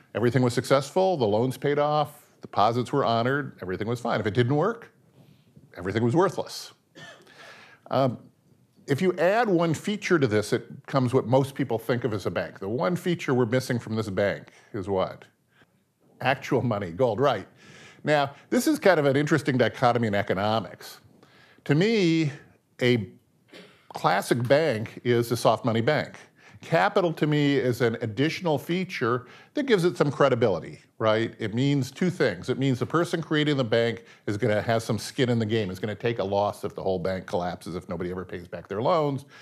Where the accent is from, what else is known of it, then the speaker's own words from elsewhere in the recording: Seattle, Washington, United States; I was born in the nineteen fifties. I was raised in Seattle.